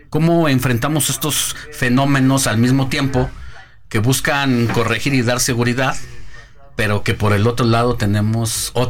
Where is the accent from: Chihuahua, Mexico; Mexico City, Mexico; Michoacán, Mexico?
Mexico City, Mexico; cuando uno como chilango o que habitante de la Ciudad de México vas a alguna entidad diferente, y te una de las cosas que primero te juzgan es cómo manejamos los chilangos.